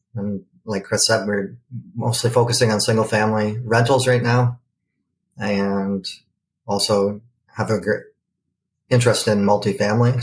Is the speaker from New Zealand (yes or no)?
no; Canada; being Canadian